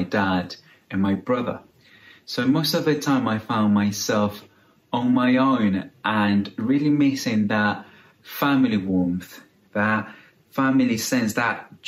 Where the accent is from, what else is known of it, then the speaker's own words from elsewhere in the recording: Ecuador; moved away; I am originally from a country called Ecuador